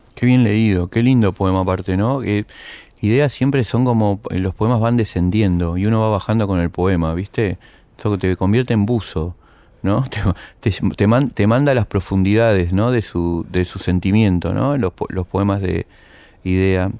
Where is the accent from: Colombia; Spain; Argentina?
Argentina; en nuestro país